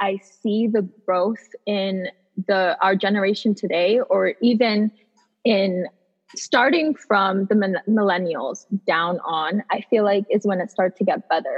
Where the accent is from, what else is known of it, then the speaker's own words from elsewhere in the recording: United States; also born or lived in Bangladesh; I was born in Bangladesh, but then we moved here when I was 7, so I'm Bangladeshi American. So I have two parts of me because I was raised here, but I was born somewhere else.